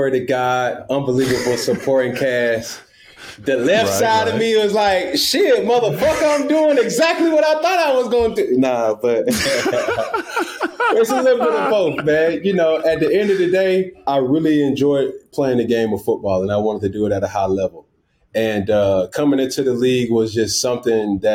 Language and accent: English; College Park, Georgia, United States; also born or lived in Atlanta; I'm from Atlanta, Georgia, by way of College Park